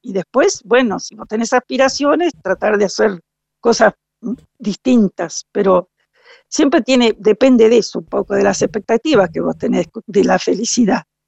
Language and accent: Spanish; Concordia, Entre Ríos, Argentina; also born or lived in Montevideo, Uruguay; yo nací en Montevideo, soy eh, padre y madre uruguaya, o sea que soy totalmente uruguaya y a los ocho años vine a vivir a Concordia, Entre Ríos, porque mi padre tenía un campo y ahí nos instalamos este, y pasé mi niñez y mi juventud en Concordia, en Entre Ríos.